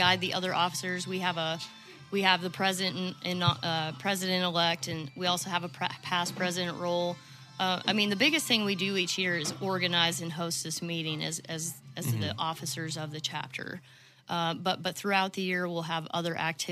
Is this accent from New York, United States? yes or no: no; Manhattan, Kansas, United States; moved away as an adult; also born or lived in Mountain Home, Arkansas; now in Arkansas, United States; originally I'm from Kansas